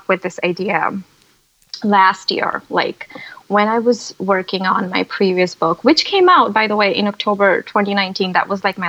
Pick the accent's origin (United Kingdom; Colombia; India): India; moved away as an adult; so I grew up in India. So I'm from India. So I went to college in India